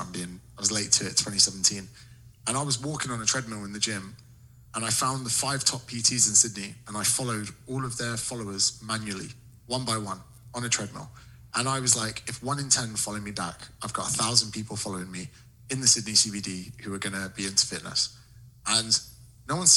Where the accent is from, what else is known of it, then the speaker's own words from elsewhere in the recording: United Kingdom; in Britain, we're struggling for good content